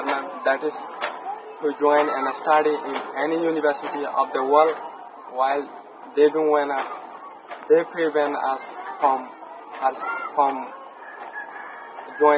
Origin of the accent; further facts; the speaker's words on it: Buthidaung, Rakhine State, Myanmar; moved away as an adult; now in Bangladesh; I was born and raised in Butidon, North Arakan, state of Myanmar